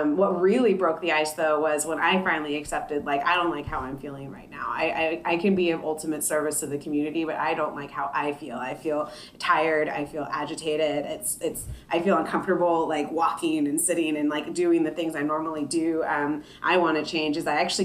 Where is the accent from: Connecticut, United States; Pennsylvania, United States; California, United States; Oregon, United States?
California, United States; Oildale; moved away as an adult; now in Sacramento, United States; I grew up in Oildale, and this is something that still impacts my family down there